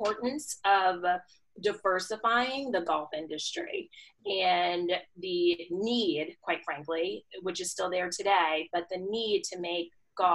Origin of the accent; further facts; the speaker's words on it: Wellesley, Massachusetts, United States; I grew up in Wellesley, Massachusetts